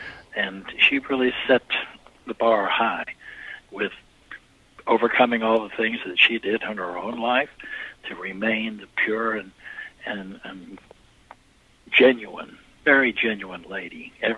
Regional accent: Houston, Texas, United States; I was raised in Houston, Texas

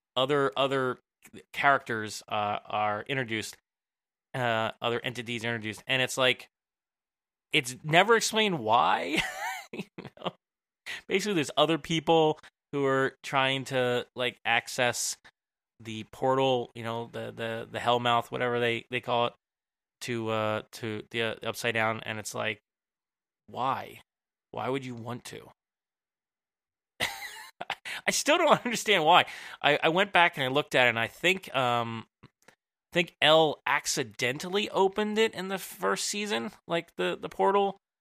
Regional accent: Philadelphia, Pennsylvania, United States; I'm from the Philly area

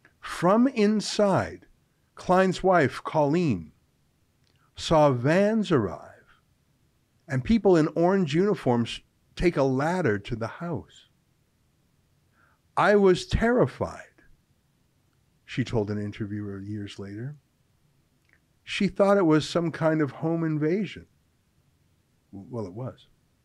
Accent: Calgary, Alberta, Canada; moved away; I'm from Calgary originally.

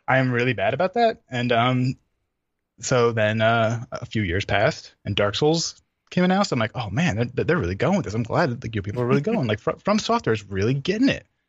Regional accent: New York City, New York, United States; I'm from New York

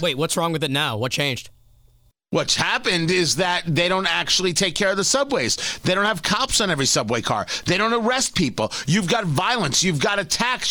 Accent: New York, United States; I am a New Yorker, born and bred

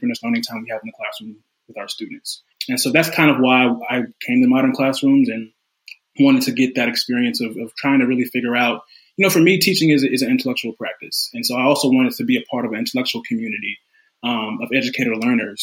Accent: Charlotte, North Carolina, United States; moved away as an adult; also born or lived in Princeton, New Jersey; now in Washington, D.C., United States; I'm from Charlotte, North Carolina. Southern born, Southern bred.

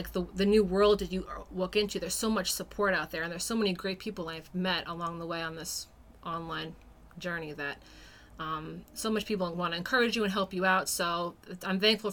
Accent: New York, United States; born or raised there; moved away as an adult; now in New Hampshire, United States

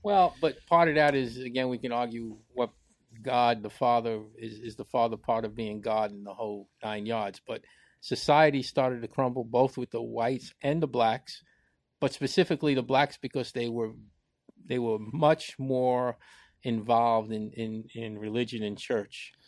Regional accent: New York City, New York, United States; I grew up in the Bronx

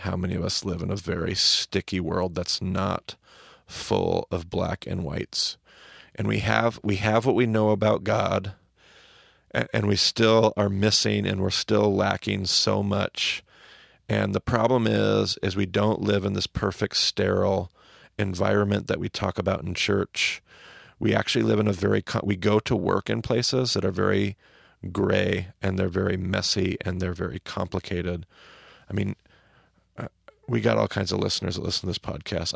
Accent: Snake River, Northwest, United States; I grew up on the Snake River

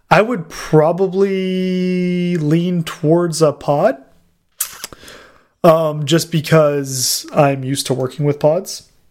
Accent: Canada; Trust me, I'm Canadian.

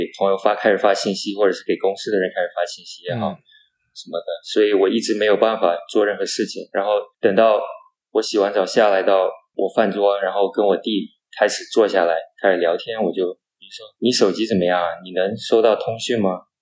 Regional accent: Myanmar; also born or lived in United States; 我是出生于缅甸的第二代华人，从美国毕业回来两年多了

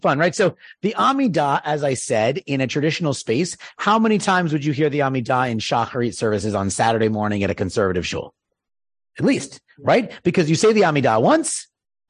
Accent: East Coast, United States; moved away; I'm from the East Coast

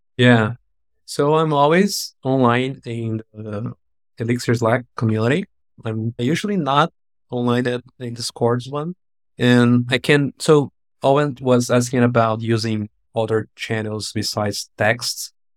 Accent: Brazil; I'm from Brazil

